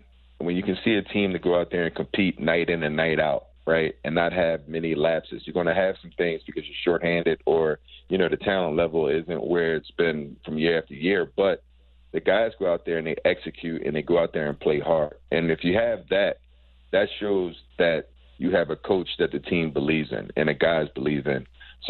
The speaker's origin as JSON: {"language": "English", "town": "Philadelphia", "region": "Pennsylvania", "country": "United States", "tie": "born or raised there", "said": "Philadelphia, growing up in Philly, playing in the Sunny Hill League"}